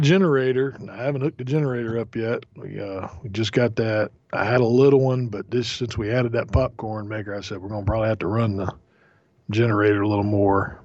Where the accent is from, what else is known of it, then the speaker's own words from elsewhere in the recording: Florida, United States; growing up in Florida, my aunt and uncle, they had a couple of mango trees in the backyard